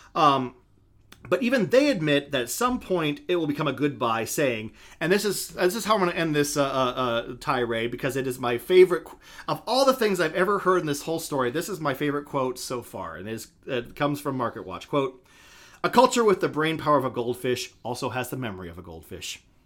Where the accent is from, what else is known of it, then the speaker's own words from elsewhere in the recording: Idaho, United States; my home state